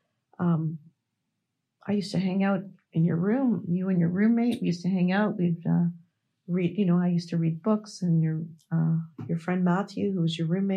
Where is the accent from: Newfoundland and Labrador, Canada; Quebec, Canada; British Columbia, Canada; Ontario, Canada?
Ontario, Canada; Toronto; I'm from Toronto, actually, Ontario, Canada. That's where I'm from